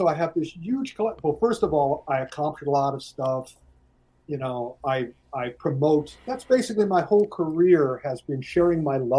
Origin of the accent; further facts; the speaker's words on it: United States; I'm honest, I am the American guy.